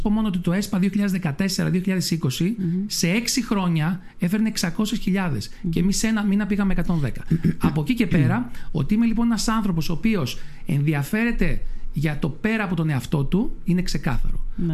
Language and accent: Greek; Lemnos, North Aegean, Greece; στο χωριό μου